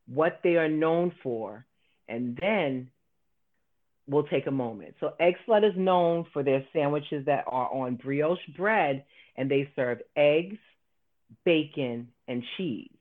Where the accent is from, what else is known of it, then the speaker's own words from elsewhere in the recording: New York City, New York, United States; as a New Yorker